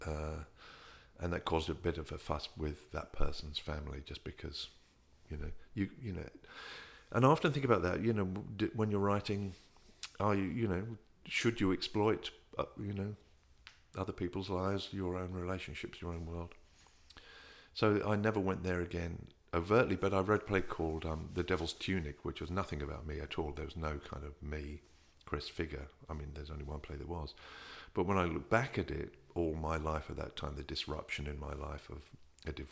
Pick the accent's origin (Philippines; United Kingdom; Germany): United Kingdom; England; growing up in England, you never deal with your